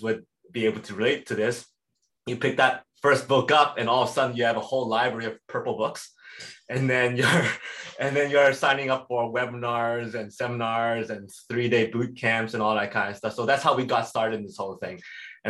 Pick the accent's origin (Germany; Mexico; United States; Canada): Canada; Edmonton, Alberta; I was born and raised in Edmonton, Alberta.